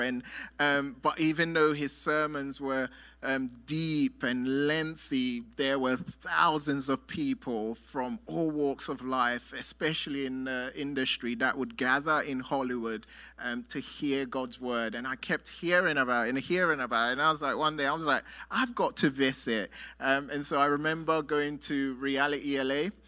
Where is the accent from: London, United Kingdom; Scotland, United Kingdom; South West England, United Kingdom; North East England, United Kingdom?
London, United Kingdom; I'm from London